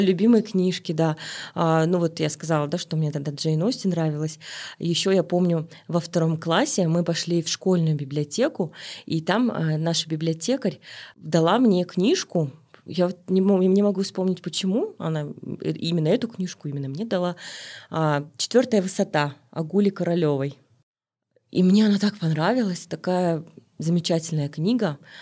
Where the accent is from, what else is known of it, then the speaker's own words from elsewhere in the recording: Almaty, Kazakhstan; Я родилась в Алматы, в Алмате тогда